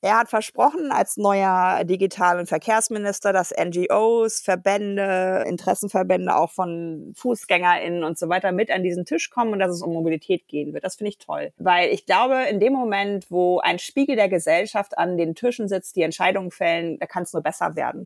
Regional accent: Germany; als Deutsche

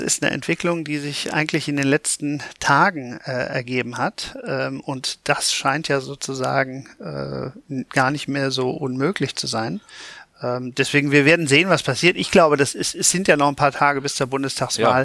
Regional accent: Cologne, North Rhine-Westphalia, Germany; ich komme aus Köln

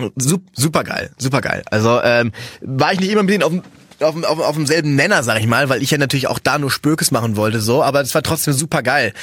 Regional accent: Cologne, North Rhine-Westphalia, Germany; ich bin ja Kölner

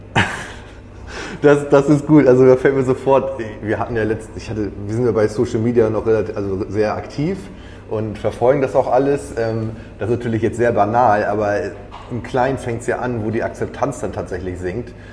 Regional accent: Schleswig-Holstein, Germany; moved away; ich komme aus Schleswig-Holstein. Wir sind jetzt wieder nach Schleswig-Holstein zurückgegangen

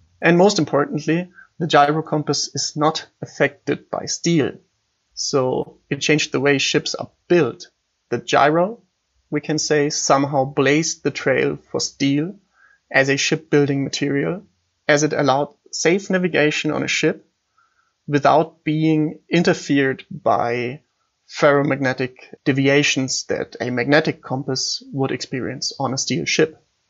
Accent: Munich, Bavaria, Germany; I'm from Munich.

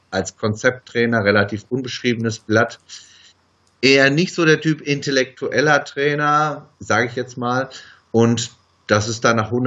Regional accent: Bochum, North Rhine-Westphalia, Germany; now in Cologne, Germany; Ich komme aus Bochum, wohne mittlerweile in Köln seit zehn Jahren

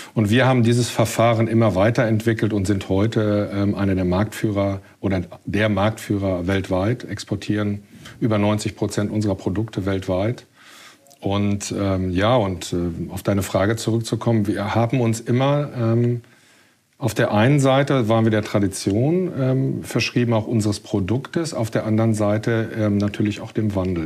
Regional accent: Ruhr area, North Rhine-Westphalia, Germany; moved away as an adult; now in Hamburg, Germany; Also ich bin ähm, im Ruhrgebiet geboren. Ich bin ähm, groß geworden im Ruhrgebiet

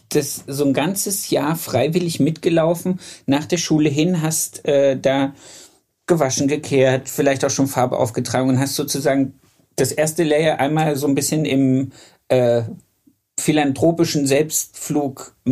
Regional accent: Harz, Germany; moved away as an adult; also ich bin ja aus dem Harz nach Hannover gegangen und habe dann da meine ersten Gesellenjahre gemacht.

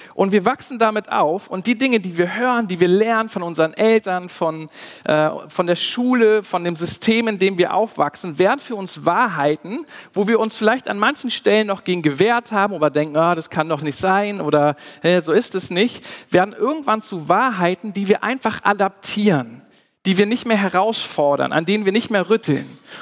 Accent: Germany; wir als Deutsche

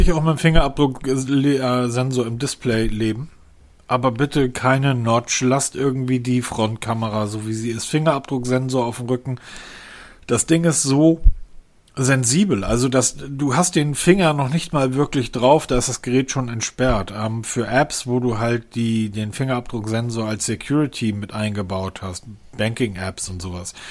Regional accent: Husum, Schleswig-Holstein, Germany; now in Hesse, Germany; meine alte Heimat, an das Fischhaus Loof oben in Husum an der Nordseeküste

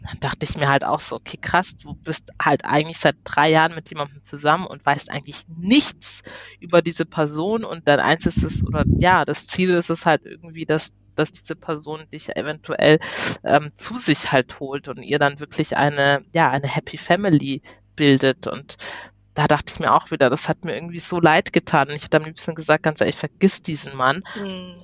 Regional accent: Germany; ich komme aus Deutschland

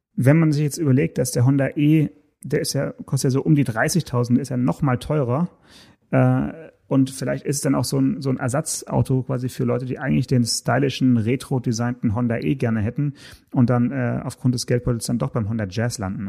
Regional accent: Swabian Jura, around Stuttgart, Baden-Württemberg, Germany; über die Schwäbische Alb hier ganz äh, in, in, in meiner Heimat

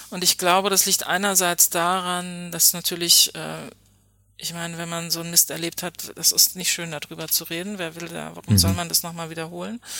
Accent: Hoyerswerda, Saxony, Germany; wenn man gesagt hat, ich bin aus Hoyerswerda, alle kannten äh, diese Geschichte und man war ständig damit konfrontiert.

